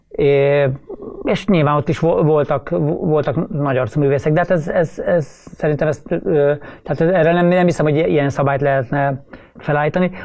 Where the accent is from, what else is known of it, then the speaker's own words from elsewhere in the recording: Szigetszentmiklós, Pest, Hungary; bár Budapest mellett laktunk Sziget Szent Miklóson, de, de, de nem voltunk budapestiek